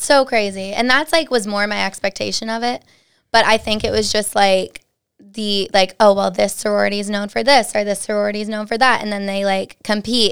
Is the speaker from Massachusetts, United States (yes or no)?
yes; Dudley, Massachusetts, United States; originally I'm from Dudley, Mass. Super small town, Central Mass-ish. Um, went to a super small high school